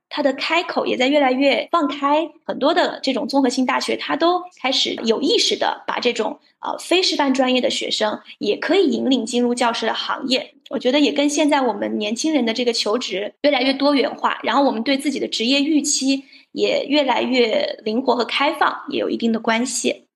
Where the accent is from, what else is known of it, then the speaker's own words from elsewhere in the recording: Hunan, China; 因为我老家是湖南嘛